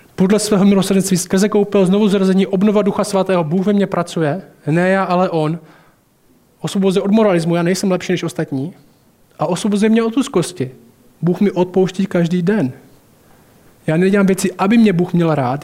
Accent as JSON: {"language": "Czech", "town": "Temenice", "country": "Czechia", "tie": "born or raised there", "said": "vyrostl jsem v Temenici a tam nejsou boháči"}